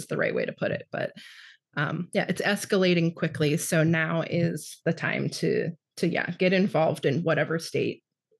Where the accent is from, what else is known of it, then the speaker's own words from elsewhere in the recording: Ohio, United States; as like a young queer person growing up in Ohio